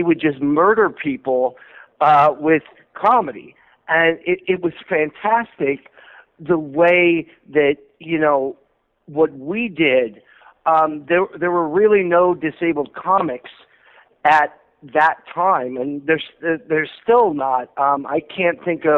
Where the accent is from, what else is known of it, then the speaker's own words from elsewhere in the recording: Southfield, Michigan, United States; when I first realized that I wanted to be a showman and I wanted to be an entertainer, it was in Southfield, Michigan